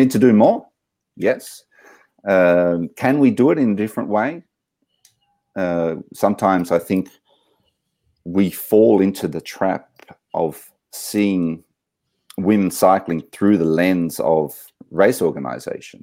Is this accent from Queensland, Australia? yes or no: no; Canberra, Australian Capital Territory, Australia; now in Switzerland; I grew up in Canberra